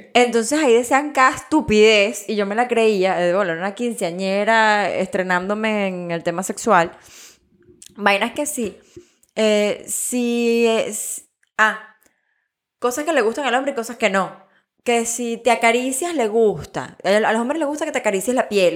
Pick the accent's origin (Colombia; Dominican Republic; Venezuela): Venezuela; yo vengo de Venezuela